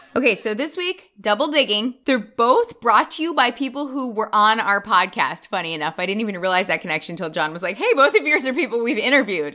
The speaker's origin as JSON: {"language": "English", "country": "United States", "said": "as an American"}